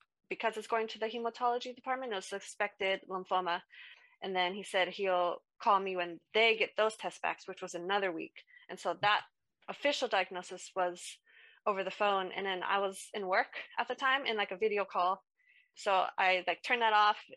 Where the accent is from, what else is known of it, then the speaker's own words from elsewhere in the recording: United States; moved away as an adult; now in United Kingdom; I'm from America, so I moved here to the UK in 2019